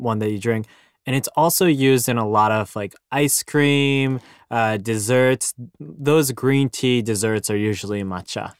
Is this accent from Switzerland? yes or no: no; Japan; as a Japanese person